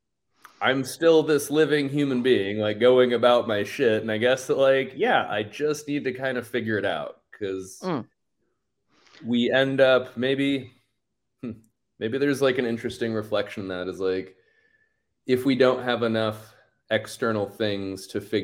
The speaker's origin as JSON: {"language": "English", "town": "Sarasota", "region": "Florida", "country": "United States", "tie": "born or raised there", "moved": "as an adult", "lives_now": "Austin, United States", "said": "growing up in Sarasota"}